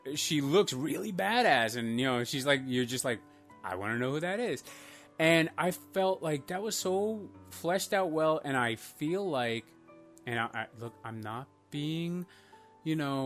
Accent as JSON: {"language": "English", "country": "Iceland", "tie": "born or raised there", "moved": "yes", "lives_now": "United States", "said": "I first grew up in Iceland, and then I moved to America with an Albanian family"}